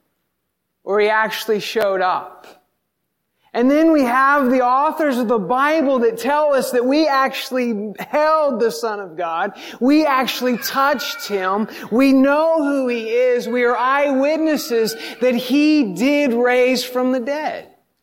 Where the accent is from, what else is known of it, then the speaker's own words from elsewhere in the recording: the South, United States; I grew up in the South